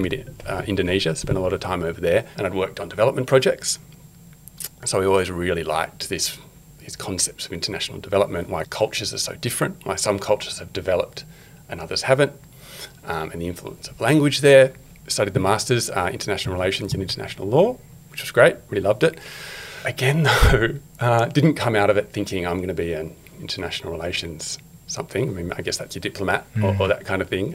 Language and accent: English; Canberra, Australian Capital Territory, Australia; moved away as an adult; now in Sydney, Australia; being a good Canberran, went and worked for the government, finance department